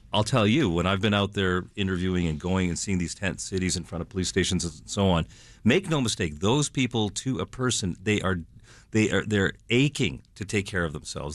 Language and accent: English; Canada; now in Chicago, United States; I'm Canadian